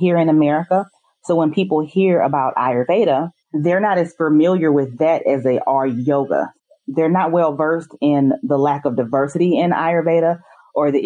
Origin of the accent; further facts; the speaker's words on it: St. Louis, Missouri, United States; I'm from St. Louis, Missouri